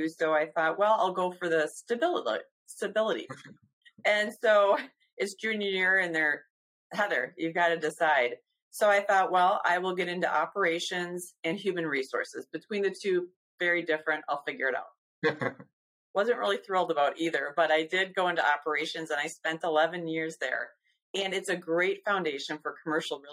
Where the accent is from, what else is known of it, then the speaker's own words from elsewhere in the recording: Madison, Wisconsin, United States; I was born and raised in Madison.